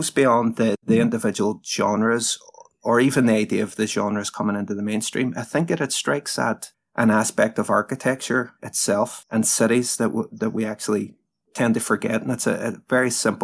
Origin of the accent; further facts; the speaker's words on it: Derry, Northern Ireland, United Kingdom; the city that I'm in now, my hometown, Derry